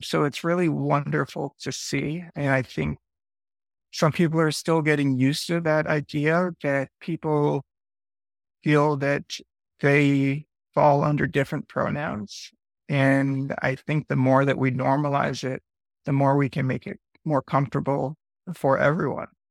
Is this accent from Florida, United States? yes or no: no; Westchester, New York, United States; moved away as an adult; now in New Orleans, United States; I grew up for the first 21 years of my life in Westchester, New York, which is a suburb of New York City